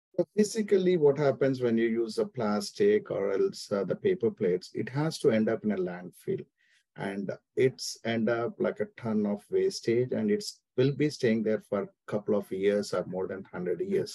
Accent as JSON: {"language": "English", "country": "India", "tie": "born or raised there", "moved": "as an adult", "lives_now": "Atlanta, United States", "said": "I'm born and brought up in India, so it's been my 14 years I'm living in US"}